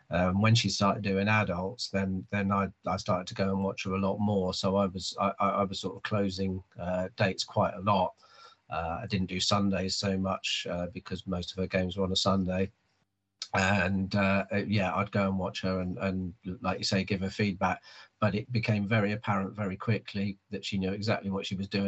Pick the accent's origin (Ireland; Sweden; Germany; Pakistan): Germany; Hanover, Lower Saxony; born there; moved away; also born or lived in Cyprus; I was born in Hanover in Germany. I, my dad was in the army, so uh, yeah, I moved around a lot.